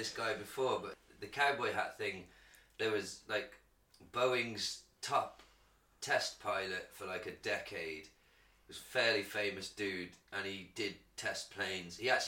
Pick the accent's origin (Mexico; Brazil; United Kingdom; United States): United Kingdom; I'm British